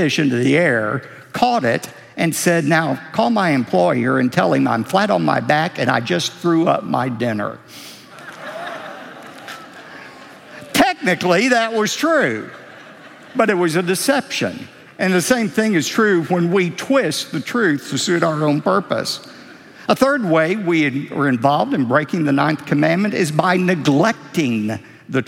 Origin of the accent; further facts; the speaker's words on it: Texas, United States; we're from Texas. We're known for creative embellishment.